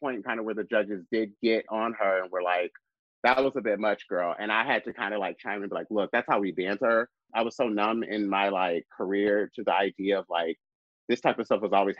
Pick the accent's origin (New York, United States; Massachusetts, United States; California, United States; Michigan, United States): Michigan, United States; Lansing; moved away; also born or lived in Chicago; my hometown, Lansing, Michigan